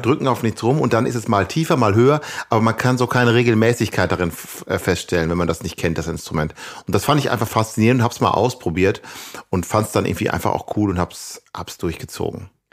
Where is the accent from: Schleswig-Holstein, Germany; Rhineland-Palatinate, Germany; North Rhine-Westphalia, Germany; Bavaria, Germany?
North Rhine-Westphalia, Germany; Ibbenbüren; moved away; also born or lived in Gelsenkirchen / Amsterdam; wo ich aufgewachsen bin, in Ibbenbüren